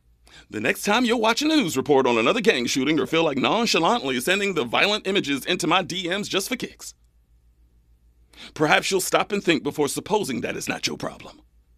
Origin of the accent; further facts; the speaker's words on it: Kern County, California, United States; I'm from Kern County, trust me. And Kern County loves some Trump, man.